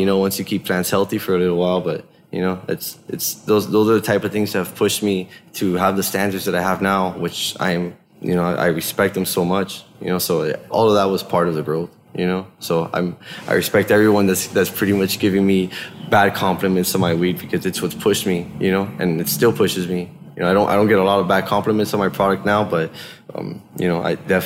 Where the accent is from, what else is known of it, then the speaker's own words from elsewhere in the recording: Hialeah, Florida, United States; moved away as an adult; also born or lived in Washington; now in Bend, United States; my hometown back in Miami